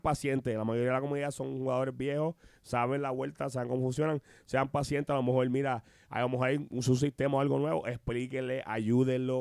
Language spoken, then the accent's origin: Spanish; Puerto Rico; somos puertorriqueños